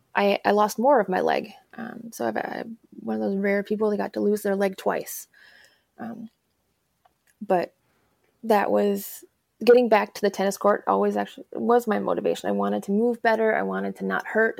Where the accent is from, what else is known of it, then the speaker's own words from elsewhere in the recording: Alberta, Canada; also born or lived in Chicago area, Illinois, United States; now in Missoula, United States; originally, I'm actually a Canadian. I'm from Alberta, okay. so um, I went to high school in the Chicago area